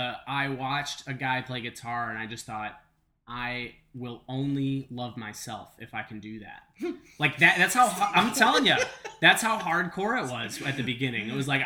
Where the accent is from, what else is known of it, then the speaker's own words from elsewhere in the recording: New Waterford, Nova Scotia, Canada; New Waterford. It's about as big as this table.